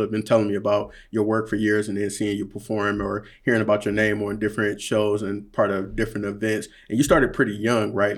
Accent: Detroit, Michigan, United States; we are from Detroit and Motor City

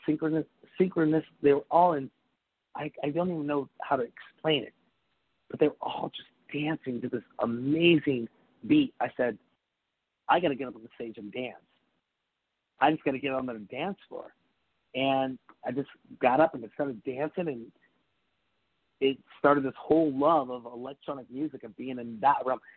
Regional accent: Seattle, Washington, United States; growing up in Seattle

